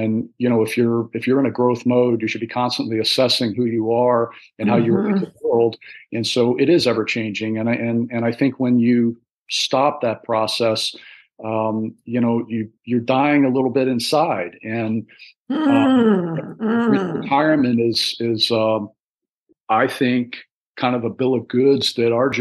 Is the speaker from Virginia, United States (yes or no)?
yes; Northern Virginia, United States; also born or lived in Washington, D.C.; I was born in Washington, D.C., and spent a fair amount of my young childhood Northern Virginia area